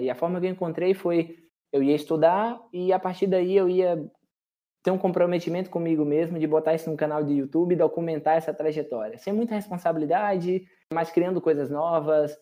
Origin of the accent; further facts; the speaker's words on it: Correntina, Bahia, Brazil; moved away; also born or lived in Chile / United States / Canada; sou natural de Correntina, Bahia, extremo oeste baiano.